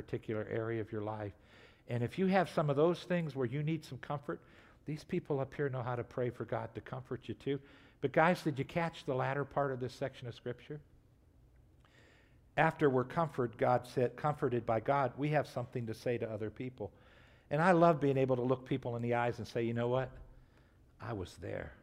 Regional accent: United States; we grew up in America, so most of us have gone to church.

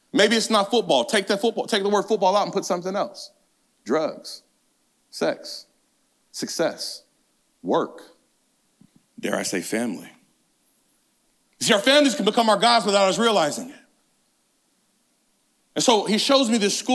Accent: California, United States; I grew up in inner city California.

